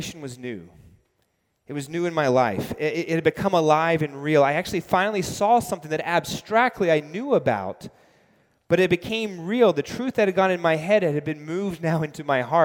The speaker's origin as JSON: {"language": "English", "town": "New York City", "region": "New York", "country": "United States", "tie": "born or raised there", "also_born_or_lived": "London", "said": "I grew up biking in New York City"}